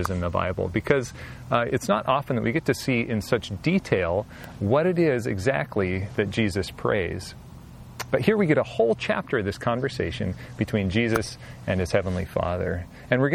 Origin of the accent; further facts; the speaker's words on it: Southwest Washington, United States; I grew up in Southwest Washington in a small town